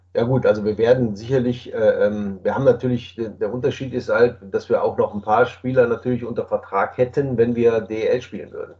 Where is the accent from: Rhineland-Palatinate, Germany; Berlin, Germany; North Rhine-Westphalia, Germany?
North Rhine-Westphalia, Germany; Düsseldorf; nach Düsseldorf gefahren, in meine Heimatstadt